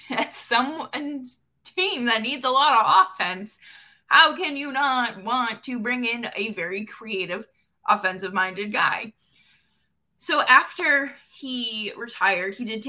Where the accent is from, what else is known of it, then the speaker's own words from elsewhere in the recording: Boston, Massachusetts, United States; also born or lived in upstate New York; now in New York, United States; I'm originally from Boston and I don't live in Calgary. I live in upstate New York now